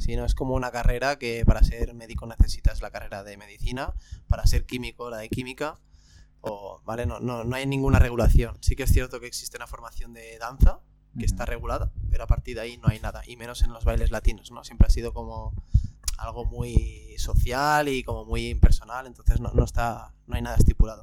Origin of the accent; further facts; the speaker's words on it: Barcelona, Catalonia, Spain; yo soy de aquí, de Barcelona